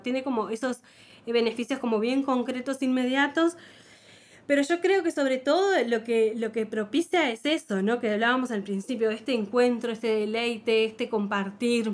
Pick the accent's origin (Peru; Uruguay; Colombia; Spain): Uruguay; Montevideo; si nacimos en Montevideo en los, 70, en los 80